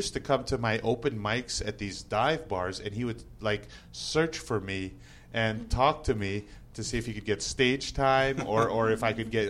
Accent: New Jersey, United States; moved away as an adult; also born or lived in New York City; now in Las Vegas, United States; I was born in New Jersey, actually.

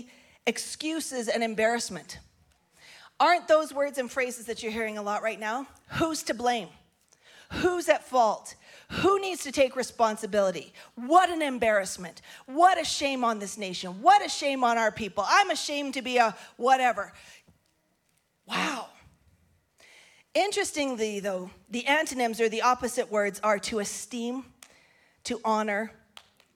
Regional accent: Grande Prairie, Alberta, Canada; I'm from Grand Prairie, Alberta, northern Canada.

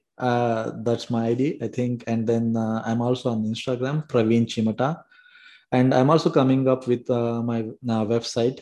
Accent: South India, India; now in Brampton, Canada; I'm from South India.

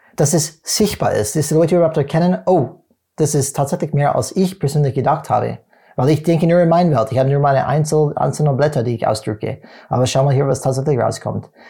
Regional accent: United States; German is a second language; moved away; als Amerikaner

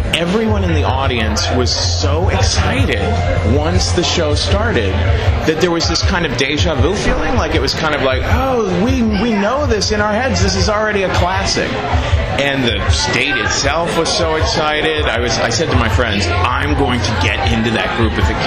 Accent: Cincinnati, Ohio, United States; moved away as an adult; also born or lived in New York City; I grew up in Cincinnati.

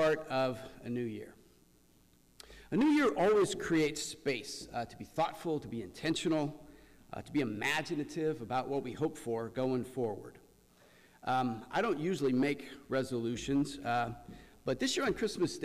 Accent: Central Valley, California, United States; I grew up in the Central Valley

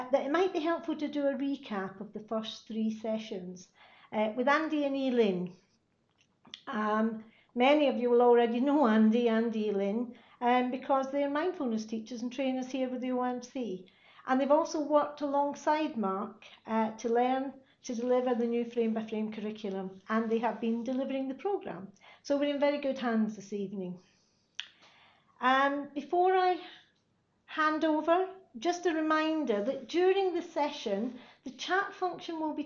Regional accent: Glasgow, Scotland, United Kingdom; Glasgow in Scotland, my hometown

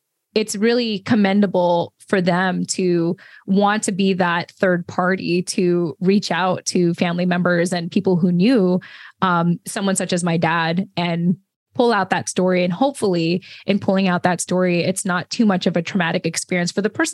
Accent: United States; it gave my siblings and I an opportunity to be born and raised as Americans. And so, you know, we're Filipino Americans specifically.

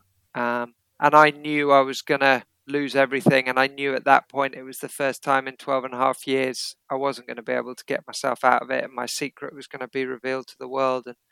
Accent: Derbyshire, East Midlands, United Kingdom; also born or lived in Kenya / Oundle, Northamptonshire; I spent the first few years of my life there because mum and dad were teaching there. Then I went to a prep school in Derbyshire

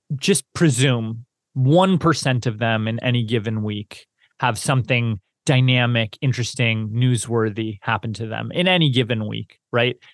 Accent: Canada; growing up in Canada, I feel like I I really I really liked science until about high school

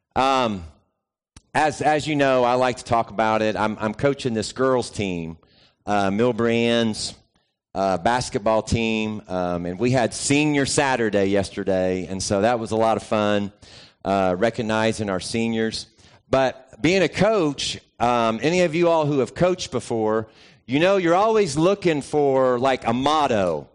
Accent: the South, United States; growing up in the South

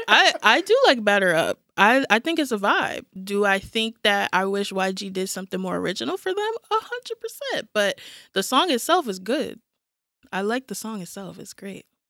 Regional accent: New York City, New York, United States; now in Georgia, United States; am from New York originally

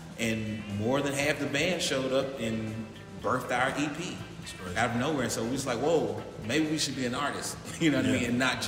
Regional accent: Memphis, Tennessee, United States; moved away as an adult; also born or lived in Atlanta / Los Angeles; I'm born and raised in Memphis, man.

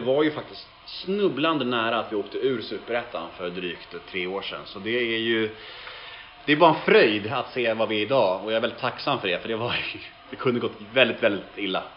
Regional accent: Stockholm, Stockholm County, Sweden; jag är uppvuxen på Södermalm, eller så är jag född liksom mitt på Södermalm

